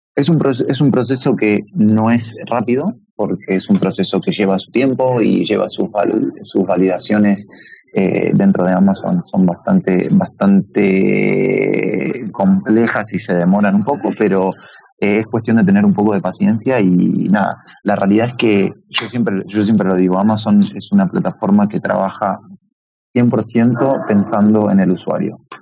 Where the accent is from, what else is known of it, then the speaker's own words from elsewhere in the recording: Buenos Aires, Argentina; moved away as an adult; now in Madrid, Spain; mi acento no, no, no, me lo niega, soy argentino de Buenos Aires y viviendo y residiendo ya hace dos años en Madrid